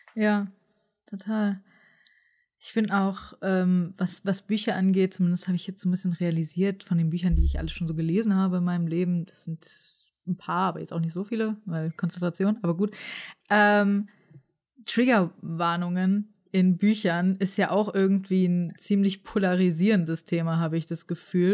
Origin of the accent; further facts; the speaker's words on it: Frankfurt, Hesse, Germany; ich bin zum Beispiel in Frankfurt aufgewachsen.